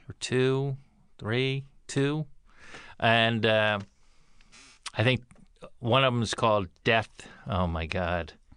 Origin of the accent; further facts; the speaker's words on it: East Coast, United States; I'm from the East Coast